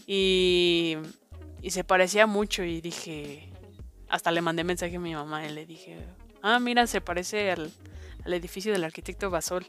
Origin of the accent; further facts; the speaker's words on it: Mexico; siendo mexicano y estando allá